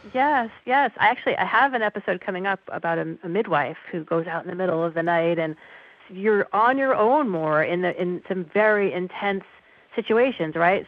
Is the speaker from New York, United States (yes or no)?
yes; New York City, New York, United States; I grew up in New York City